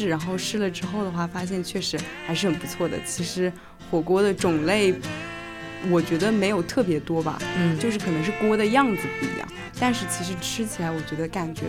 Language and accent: Chinese; Sichuan-Chongqing, China; born there; also born or lived in Jiangsu-Zhejiang; 我就是很重口啊，就是因为小的时候在那边出生，虽然待的时间跟在这边比起来肯定就显得会短，但是感觉好像小的时候既然出生在那边的话，有一部分的根可能就是有点受那边影响，所以我就算在江浙这边口味还是很重